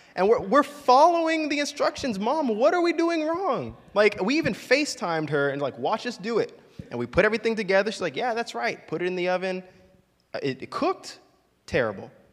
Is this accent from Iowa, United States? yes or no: no; Orlando, Florida, United States; growing up in Orlando